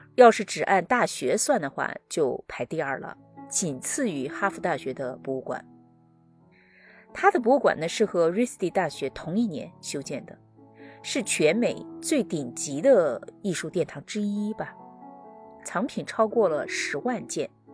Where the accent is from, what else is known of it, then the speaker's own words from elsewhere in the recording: China; moved away as an adult; now in United States; 是我老家的小山村，我呢是在那儿出生，度过了我的童年